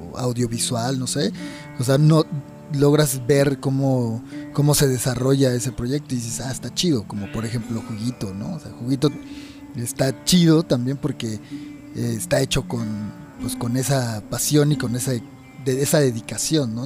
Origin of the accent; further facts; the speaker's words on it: Chiapas, Mexico; now in Mexico City, Mexico; Yo soy de Chiapas también